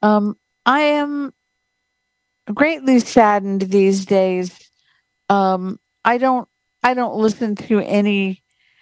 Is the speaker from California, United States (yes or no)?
yes; Ventura, California, United States; I grew up in Ventura, California.